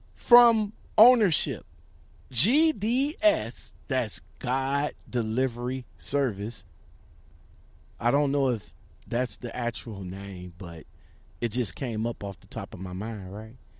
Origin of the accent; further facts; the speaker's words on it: Akron, Ohio, United States; another trucking company from my hometown